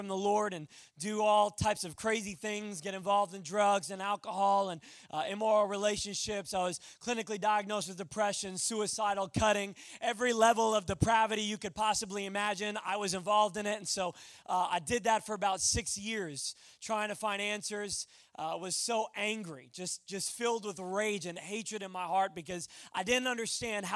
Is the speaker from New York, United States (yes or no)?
yes; Long Island, New York, United States; moved away; I am originally from Long Island, New York